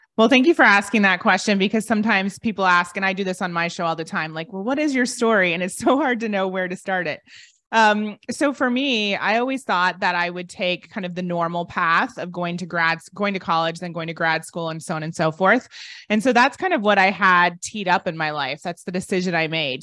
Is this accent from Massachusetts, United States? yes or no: no; Ohio, United States; moved away as an adult; also born or lived in London; I'm from Ohio and most people never leave